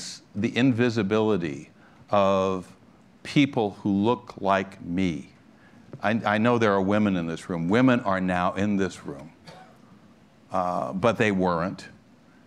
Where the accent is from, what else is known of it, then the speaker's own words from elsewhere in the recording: Los Angeles, California, United States; I grew up in Los Angeles, California, I was mentioning to you, in the 1940s and 50s and early 60s